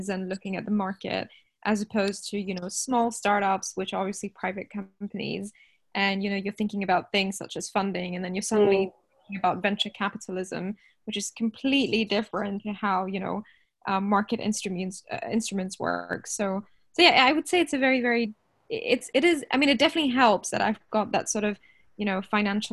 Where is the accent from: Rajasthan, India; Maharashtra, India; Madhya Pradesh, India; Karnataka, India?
Rajasthan, India; now in London, United Kingdom; my hometown, which is like the suburban town, in Rajasthan